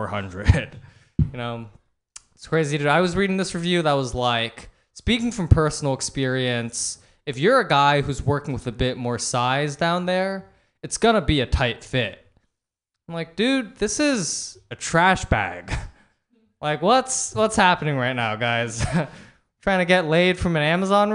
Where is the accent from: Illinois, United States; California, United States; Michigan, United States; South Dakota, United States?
California, United States; Palo Alto; I'm from Palo Alto